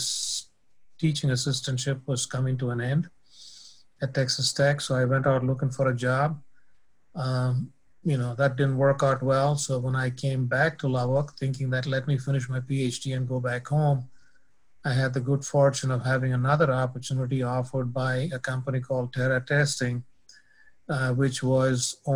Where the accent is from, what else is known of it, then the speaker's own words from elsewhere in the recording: India; moved away as an adult; I was born and raised in India